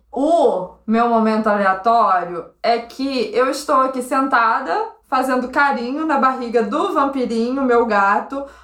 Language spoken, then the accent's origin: Portuguese; Volta Redonda, Rio de Janeiro, Brazil; A gente, caraca, daqui de, de volta, redonda.